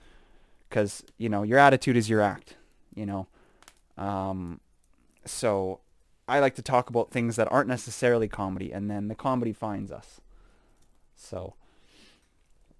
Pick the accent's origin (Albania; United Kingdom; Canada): Canada; I'm just Canadian